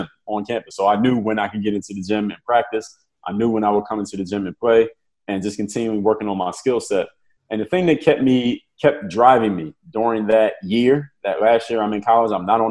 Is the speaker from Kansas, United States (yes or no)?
no; Philadelphia, Pennsylvania, United States; I'm from Philadelphia